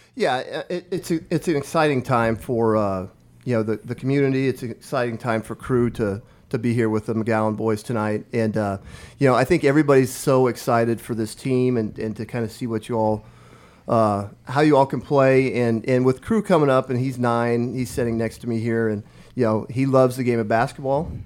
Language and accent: English; Omaha Indian Reservation, northeast Nebraska, United States; born or raised there; moved away as an adult; now in Lincoln, United States